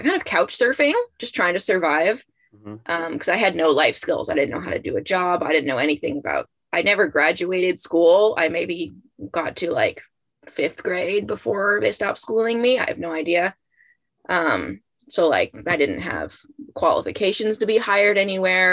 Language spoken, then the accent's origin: English; about an hour outside of Seattle, Washington, United States; now in Massachusetts, United States; I grew up about an hour outside of Seattle, Washington